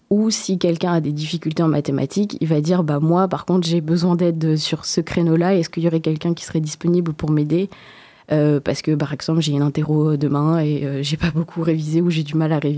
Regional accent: Réunion; moved away as an adult; now in Poitiers, France; quand je suis arrivée sur Poitiers, parce que je viens de l'île de la Réunion

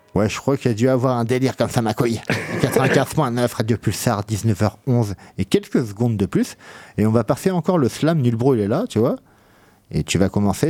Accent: Poitiers, Nouvelle-Aquitaine, France; j'étais Henri IV aussi

